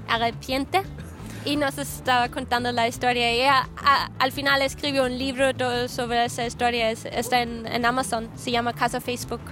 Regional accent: Austria; moved away as an adult; also born or lived in Guadalajara, Mexico; Yo soy de Austria, soy austríaca

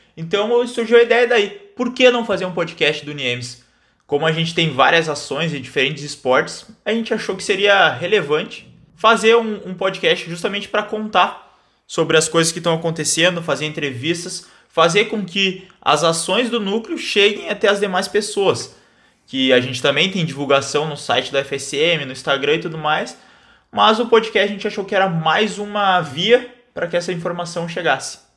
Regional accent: Santa Maria, Rio Grande do Sul, Brazil; sou natural aqui de Santa Maria

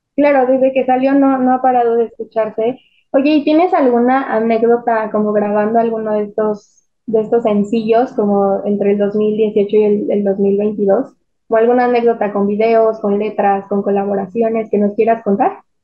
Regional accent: Mexico City, Mexico; nosotros somos de la Ciudad de México

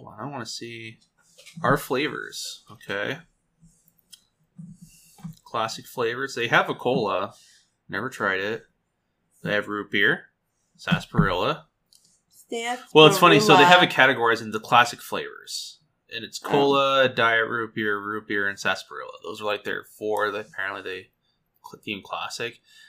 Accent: England, United Kingdom; I'm an English person. What did you expect?

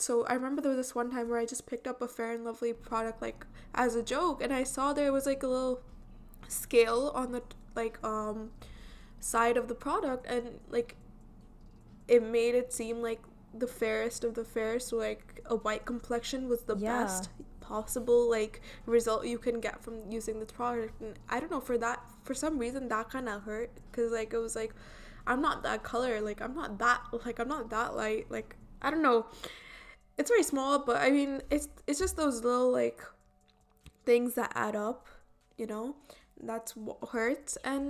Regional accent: India; accent: Indian; now in Canada; I am from India, so, like, I have lived there, so obviously I have an Indian accent. Not anymore, though.

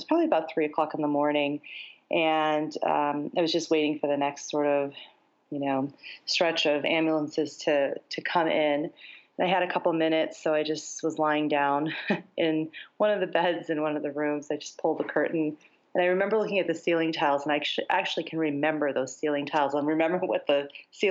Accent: United States; even though I lived in the States.

